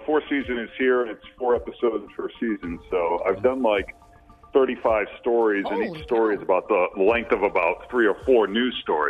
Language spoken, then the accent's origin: English; near Salem, outside Boston, Massachusetts, United States; moved away; I also went back to my hometown, which is right next to Salem, which was a hotbed for 19th century spiritualism, talking to the dead and all that crap.